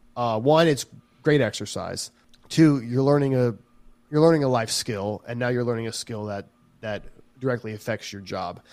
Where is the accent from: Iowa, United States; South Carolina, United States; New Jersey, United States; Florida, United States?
South Carolina, United States; I'm from South Carolina